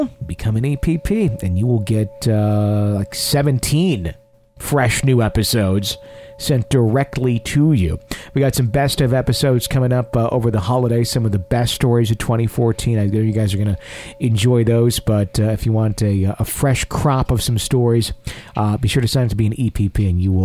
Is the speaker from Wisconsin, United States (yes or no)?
yes; Fond du Lac, Wisconsin, United States; moved away; my hometown in Fond du Lac, Wisconsin